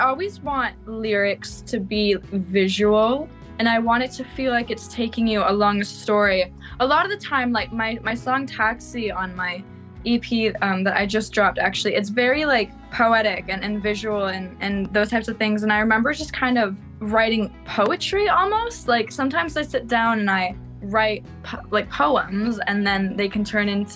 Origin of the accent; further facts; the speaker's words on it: Elora, Ontario, Canada; now in Toronto, Canada; I actually grew up in Elora, Ontario, which is a super little small town